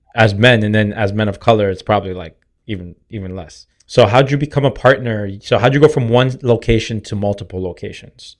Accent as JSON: {"language": "English", "town": "Boston", "region": "Massachusetts", "country": "United States", "tie": "born or raised there", "said": "But growing up in Dorchester, like, you get made fun of for riding the bus"}